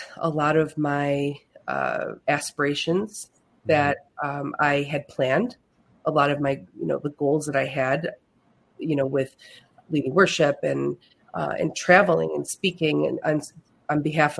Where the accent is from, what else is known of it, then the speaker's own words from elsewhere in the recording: Buffalo, New York, United States; moved away as an adult; also born or lived in Finger Lakes, New York; now in Canandaigua, United States; I am from Buffalo, New York